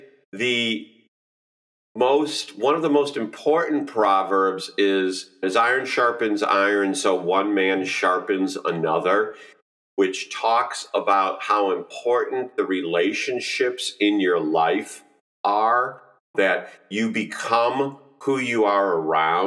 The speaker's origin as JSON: {"language": "English", "town": "Chicago", "region": "Illinois", "country": "United States", "tie": "born or raised there", "moved": "as an adult", "lives_now": "southern Indiana, United States", "said": "I grew up in the Chicagoland area"}